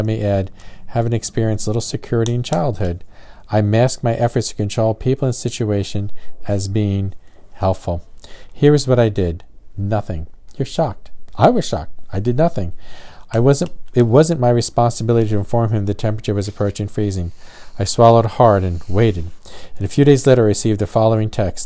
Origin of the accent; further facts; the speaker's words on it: New Jersey, United States; now in the South, United States; Growing up in New Jersey, we never covered our outside water spigots